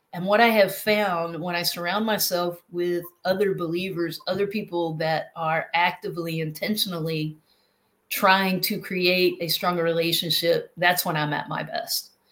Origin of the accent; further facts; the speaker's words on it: North Carolina, United States; now in South Carolina, United States; originally from North Carolina, but I live in South Carolina now